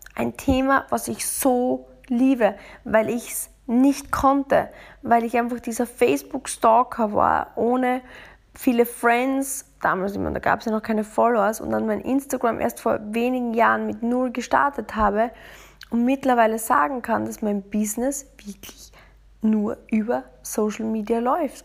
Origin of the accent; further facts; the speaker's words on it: Austria; now in Munich, Germany; bei uns in Österreich